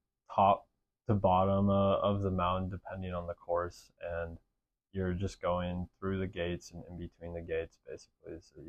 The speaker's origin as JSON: {"language": "English", "region": "Wisconsin", "country": "United States", "moved": "as an adult", "lives_now": "Utah, United States", "said": "And I'm from Wisconsin."}